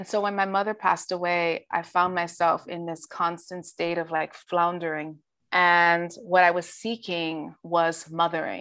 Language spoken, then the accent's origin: English; Dominica; moved away; I am an immigrant. I came to this country from Dominica, Commonwealth of Dominica